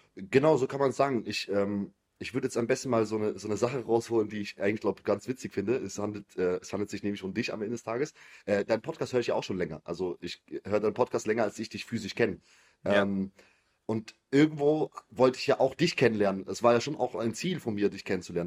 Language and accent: German; Biberach an der Riss, Baden-Württemberg, Germany; ich komme aus Biberach, also es ist eher so eine kleinere Stadt